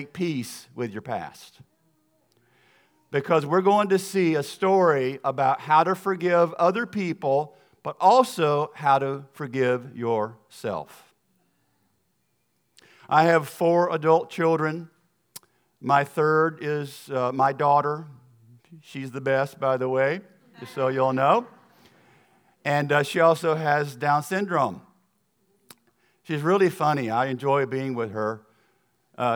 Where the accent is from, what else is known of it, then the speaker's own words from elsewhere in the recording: the South, United States; accent: Southern; my accent is going to sound like I'm from the South, because I am.